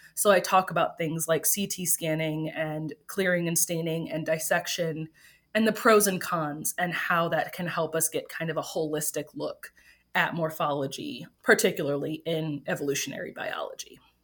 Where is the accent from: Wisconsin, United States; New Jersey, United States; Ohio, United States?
Wisconsin, United States; Green Bay; moved away as an adult; I grew up in Green Bay, Wisconsin